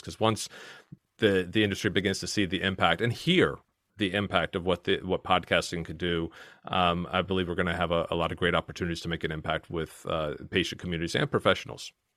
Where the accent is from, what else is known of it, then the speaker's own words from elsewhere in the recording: Virginia, United States; accent: strong American; moved away as an adult; now in Kent, United Kingdom; I'm originally from Virginia, and, uh, I, I've maintained my strong American accent for all these years here